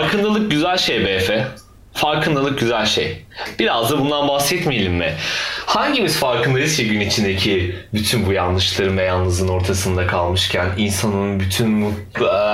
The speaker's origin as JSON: {"language": "Turkish", "country": "Turkey", "said": "biz Türkler olarak"}